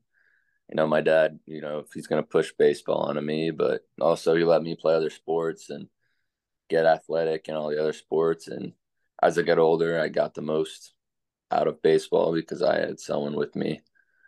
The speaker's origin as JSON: {"language": "English", "town": "Sinking Spring", "region": "Pennsylvania", "country": "United States", "tie": "born or raised there", "moved": "yes", "said": "Reading, Pennsylvania. It's about an hour south of Philly, and it's pretty nice. Sinking Spring, exactly where I'm from"}